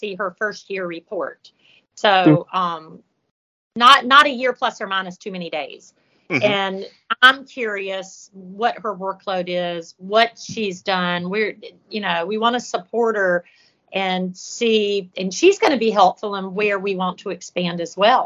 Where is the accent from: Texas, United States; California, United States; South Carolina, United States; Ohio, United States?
South Carolina, United States; Prosperity; I grew up in Prosperity. Within that little world of Newberry County, you have six small towns come together as a group.